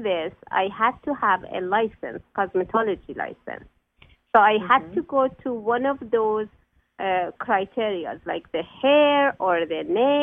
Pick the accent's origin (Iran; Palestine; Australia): Iran; moved away as an adult; now in United States; I'm Persian, so I come from Iran